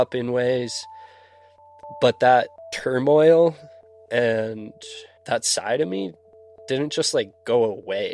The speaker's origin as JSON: {"language": "English", "town": "Silverthorne", "region": "Colorado", "country": "United States", "tie": "born or raised there", "said": "I grew up in Silverthorne, Colorado. Grew up right in a ski town"}